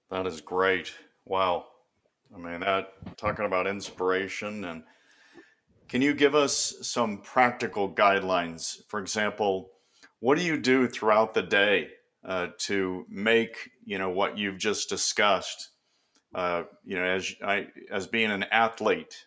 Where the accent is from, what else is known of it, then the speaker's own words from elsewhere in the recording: Bay Area, California, United States; I grew up in the Bay Area, you know, forty-niners and Raiders.